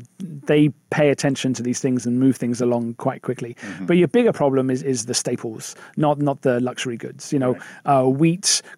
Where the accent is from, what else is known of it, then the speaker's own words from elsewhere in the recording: England, United Kingdom; moved away; I'm English